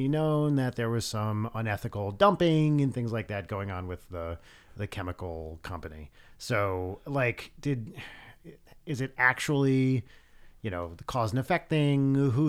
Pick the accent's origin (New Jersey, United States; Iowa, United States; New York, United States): New Jersey, United States; Pompton Lakes; So in my town, Pompton Lakes, apparently this, what I'm about to say might be legally actionable, although I hope not.